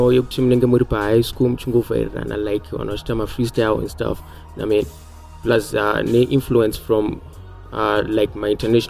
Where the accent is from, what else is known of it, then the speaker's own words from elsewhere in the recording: Chitungwiza, Mashonaland East, Zimbabwe; I grew up in St. Mary's in Chitungwisa.